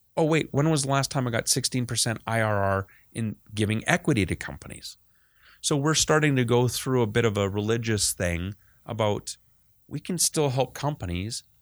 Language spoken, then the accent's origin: English; Canada; being the Canadian kid